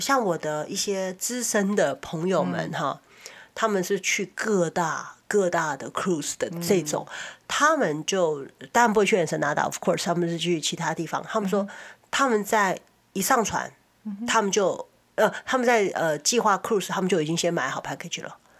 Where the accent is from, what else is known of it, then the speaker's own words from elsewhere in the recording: Taiwan; now in California, United States; 我们小时候在台湾